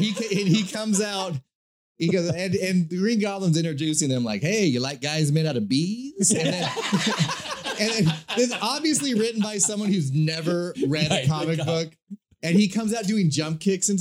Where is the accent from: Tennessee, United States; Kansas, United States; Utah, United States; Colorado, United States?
Kansas, United States; When I was growing up in Kansas, I was probably 7 years old